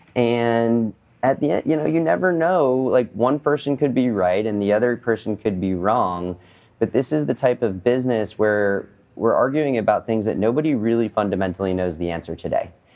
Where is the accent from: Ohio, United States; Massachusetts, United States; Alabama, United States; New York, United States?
Massachusetts, United States; Boston; I'm from Boston originally, and I grew up in a family of entrepreneurs